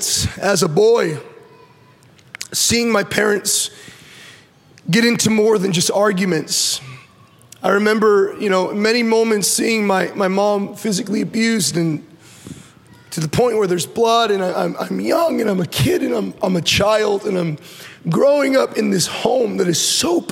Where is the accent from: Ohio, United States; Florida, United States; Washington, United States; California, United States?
California, United States; Orange County; I was born in Orange County